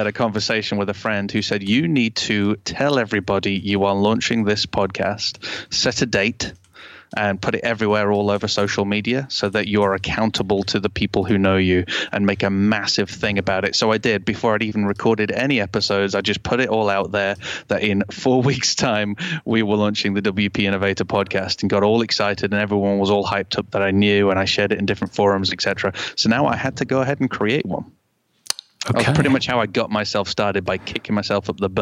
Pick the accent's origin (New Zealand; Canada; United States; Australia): Canada; now in United Kingdom; I was born in Canada